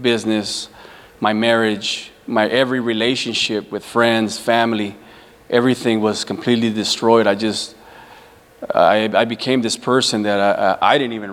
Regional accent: Los Angeles, California, United States; I grew up in the San Fernando Valley in Southern California. In the city of Pacoima, with a single mom and five children.

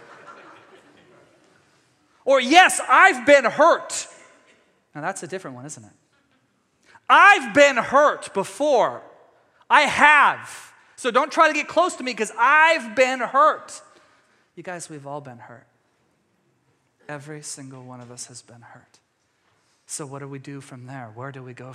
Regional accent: East Texas, United States; my home state of Texas or East Texas

